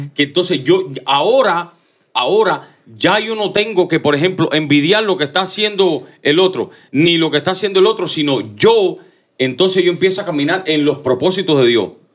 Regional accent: Cuba; moved away as an adult; yo nací en Cuba, hasta los 17 años estuve en Cuba.

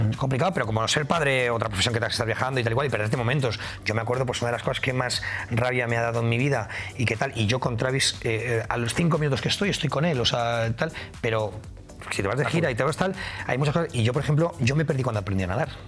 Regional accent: Madrid, Community of Madrid, Spain; necesito rápidamente eh, estar en mi ciudad. Soy muy, muy, soy muy de Madrid, muy de Madrid.

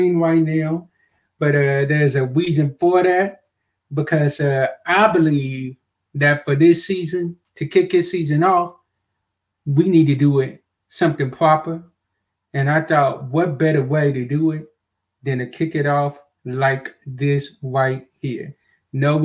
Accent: Kentucky, United States; my hometown, Kentucky

